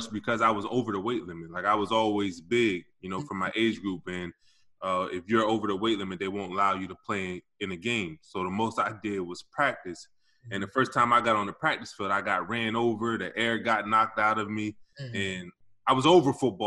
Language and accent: English; Wilmington, Delaware, United States; also born or lived in Camden, New Jersey; I was born in Camden, New Jersey, but I moved to Wilmington, Delaware when I was around 4 years old